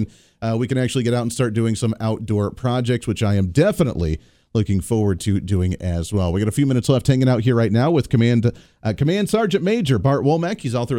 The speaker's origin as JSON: {"language": "English", "region": "Colorado", "country": "United States", "moved": "yes", "said": "I come from Colorado originally"}